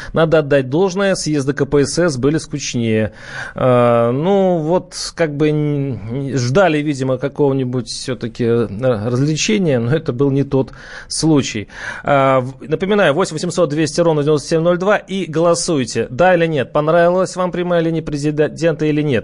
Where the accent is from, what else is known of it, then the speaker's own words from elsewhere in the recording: Moscow, Russia; мы, москвичи